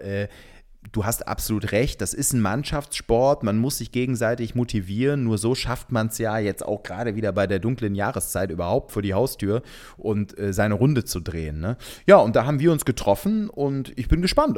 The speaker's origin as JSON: {"language": "German", "town": "Cologne", "region": "North Rhine-Westphalia", "country": "Germany", "said": "als Kölner."}